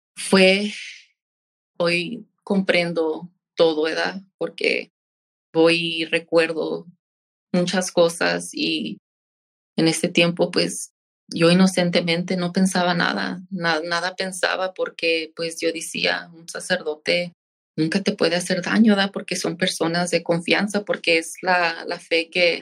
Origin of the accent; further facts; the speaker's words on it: San Joaquin, California, United States; also born or lived in Fresno; Yo fui nacida en Fresno y toda mi niñez la he pasado aquí en, el valle. Crecí en un pueblito llamado San Joaquín.